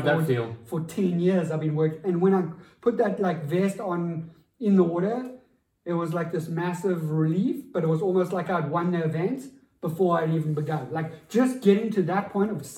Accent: South Africa; as a South African coming from my environment

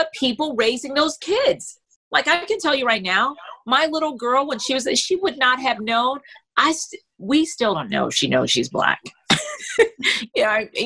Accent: Freeport, Grand Bahama, Bahamas; moved away; also born or lived in United States / Europe; growing up in the Bahamas, I did not know I was Black.

